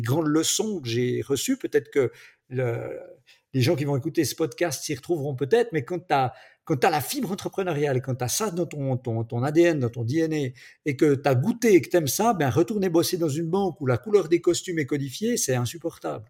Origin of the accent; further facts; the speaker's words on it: Switzerland; accent: Swiss; je suis en Suisse, mon petit accent peut-être me trahit, même si mon papa est français